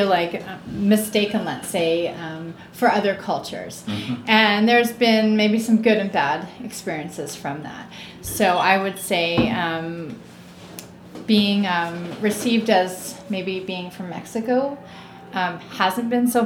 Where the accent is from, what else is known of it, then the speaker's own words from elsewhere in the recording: Canada; also born or lived in England; I grew up in Canada. So I was actually born in England mm-hmm. and raised in Canada.